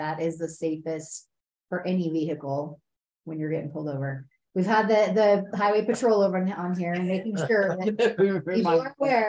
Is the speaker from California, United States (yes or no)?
no; Utah, United States; I grew up in Utah